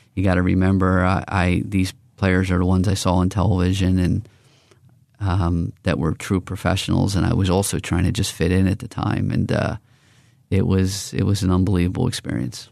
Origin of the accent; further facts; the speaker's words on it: Philadelphia, Pennsylvania, United States; I'm from Northeast Philadelphia.